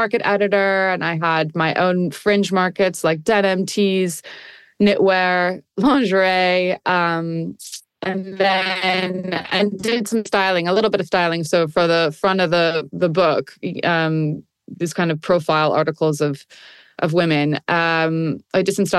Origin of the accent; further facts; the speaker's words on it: New York, United States; also born or lived in Munich, Germany; I've lived in New York most of my life